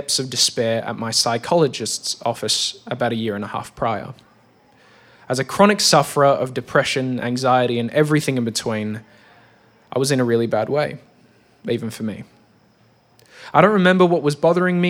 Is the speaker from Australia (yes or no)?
yes; Australia; I'm an Australian man of Greek origin.